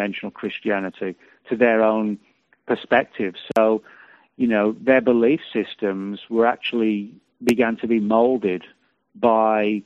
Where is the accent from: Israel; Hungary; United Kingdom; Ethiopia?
United Kingdom; now in United States; I'm from Britain